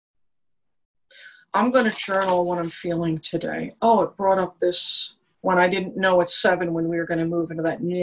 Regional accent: New York, United States; I'm a New Yorker

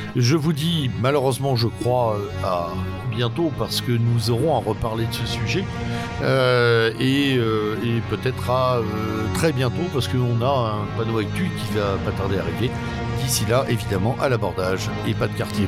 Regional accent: France; nous sommes des Français

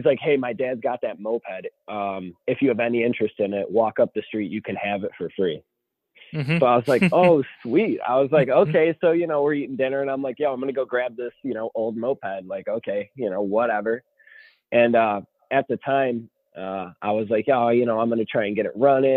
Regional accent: Buffalo, New York, United States; I'm from Buffalo, New York

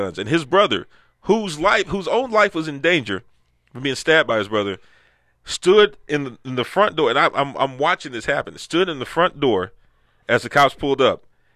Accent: United States; growing up in Sunnyside

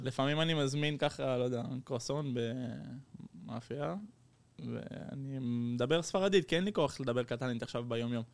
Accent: Netherlands; also born or lived in Netanya, Israel; now in Barcelona, Spain; נולדתי בהולנד, גדלתי בהולנד.

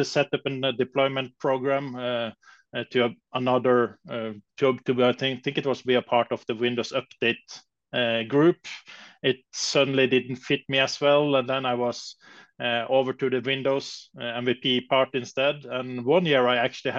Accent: Bergen, Vestland, Norway; my hometown, Bergen in Norway

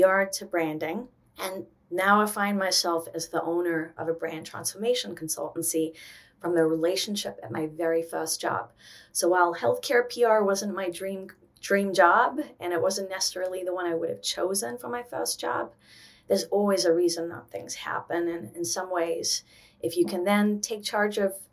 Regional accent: South Africa; moved away as an adult; now in New York, United States; I was born in South Africa. I came to America at 18. I was supposed to go to University of Cape Town.

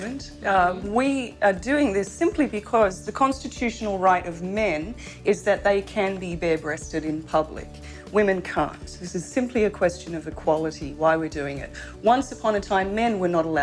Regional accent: Australia; moved away; I'm from Australia, and I grew up since a very little girl never wearing a bikini on a beach

